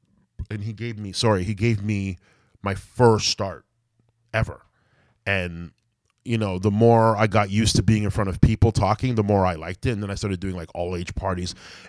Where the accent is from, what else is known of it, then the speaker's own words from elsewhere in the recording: Malton, Ontario, Canada; I guess it's like part of Mississauga now, but yeah, I'm from Malton, Ontario, man.